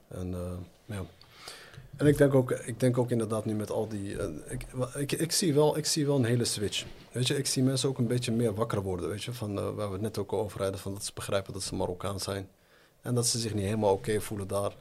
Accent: Netherlands; now in Morocco; toen ik daar in Nederland zat

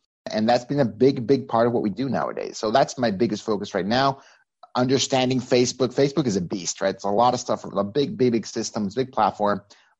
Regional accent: Mexico; moved away as an adult; now in United States; I'm originally from Mexico. I came to the U.S. in 2004, full-time to live. I got recruited out of Mexico by Microsoft.

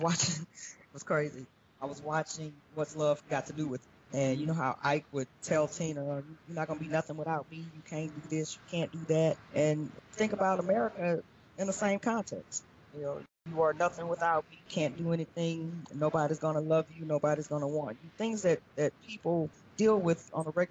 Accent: Louisiana, United States; moved away as an adult; now in Mexico; We are from Louisiana, so we're familiar with hurricanes

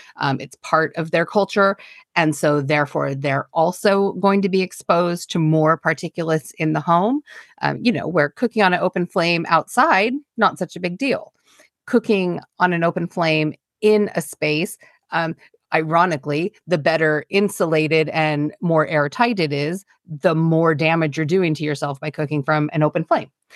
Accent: United States; now in United Kingdom; I'm American.

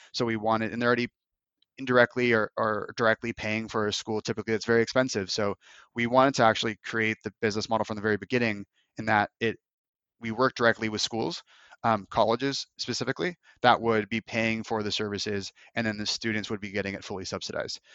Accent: United States; also born or lived in Los Angeles / Moscow / Bali; living in Moscow for four months as an American

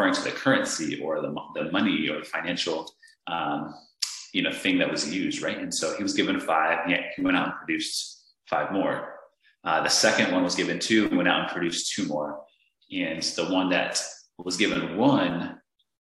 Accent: Northern Virginia, United States; I was just a simple guy from Northern Virginia. I grew up with a family of six

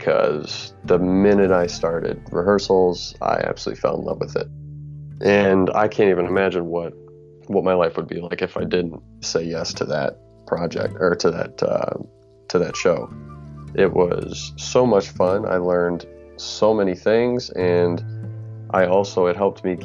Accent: Michigan, United States; I'm an actor from Michigan. I'm calling from the Lansing area

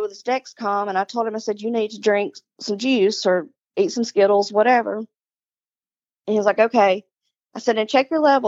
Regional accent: the South, United States; we're from the South

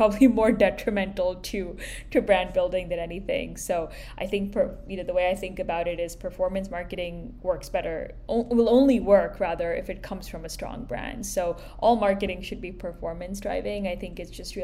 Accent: India; moved away as an adult; also born or lived in Boston; now in New York, United States; I grew up in India

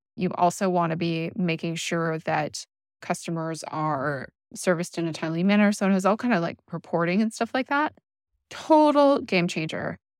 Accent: Canada; I'm Canadian.

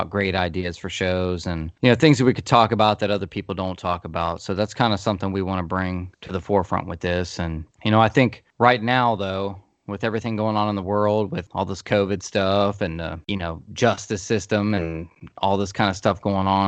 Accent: Columbus, Ohio, United States; we are two best friends, born and raised in Columbus, Ohio

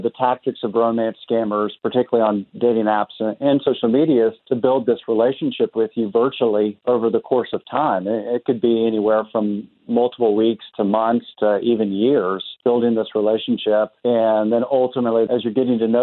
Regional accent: Tulsa, Oklahoma, United States; I'm originally from Tulsa, so I was born and raised here in Tulsa

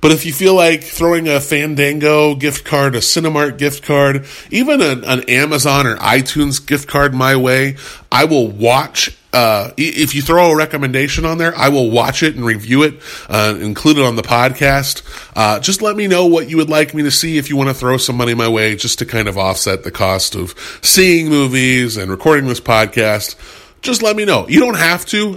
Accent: United States; I'm an I'm an American, a, a white American in the 2010s

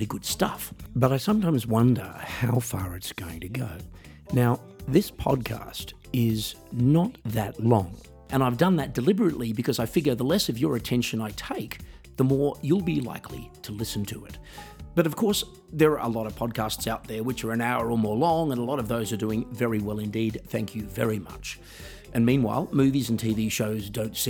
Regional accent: Australia; moved away; my hometown in Australia

